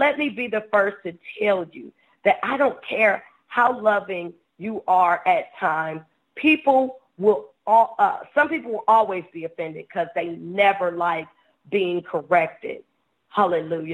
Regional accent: Ohio, United States; moved away; I'm from Ohio

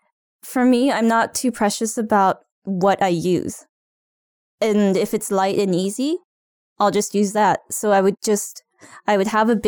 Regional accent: Japan; moved away as an adult; also born or lived in California; now in Ottawa, Canada; I'm originally from Japan, just an hour and a half away from Tokyo. And I lived in California as a child, but otherwise grew up in Japan. And I moved to Ottawa 2 years ago.

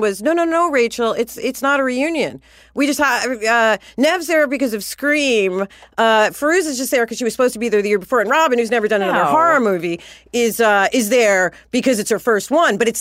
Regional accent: New York, United States; now in Los Angeles, United States; I'm from New York, but I live here

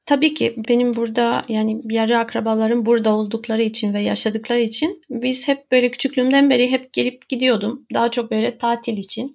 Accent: Romania; moved away as an adult; now in Istanbul, Turkey; Ben Romanya'da yaşıyordum. Romanya'da doğdum aslında. Ben Türk'üm ama ailem orada

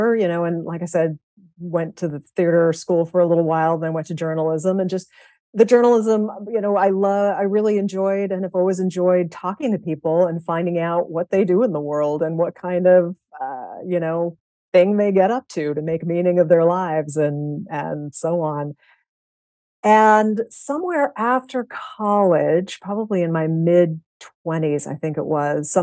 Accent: Salem, Massachusetts, United States; I grew up in Salem, Massachusetts

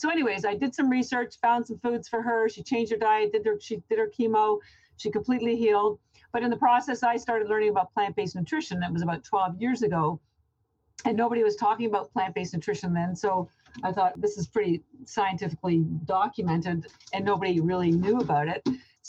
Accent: Canada; now in Boston, United States; I'm actually Canadian, but I've lived in Boston about 30 years.

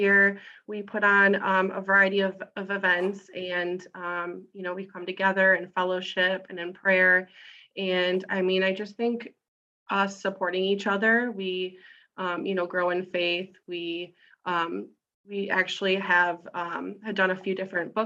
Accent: Grosse Pointe, Michigan, United States; also born or lived in Chicago; I was born in Grosse Pointe and went to St. Paul's as a kid, and then went to South and then went to Loyola in Chicago for college as well.

